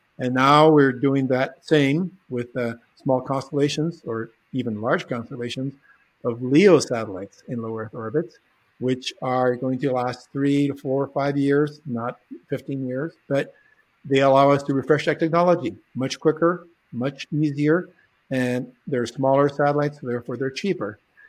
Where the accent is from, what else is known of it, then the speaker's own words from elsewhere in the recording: Bolivia; also born or lived in California, United States; I was actually born in California, but I was raised in Bolivia to an American father. But because we spoke three languages at home, and I was exposed to German and Spanish and English.